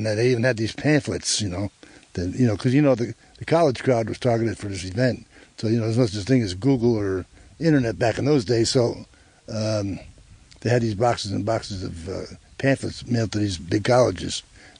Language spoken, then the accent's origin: English; Newark, New Jersey, United States; moved away; I was born and raised in Newark, New Jersey, but my family had a cottage over in Elk Lake. It's over near Honesdale.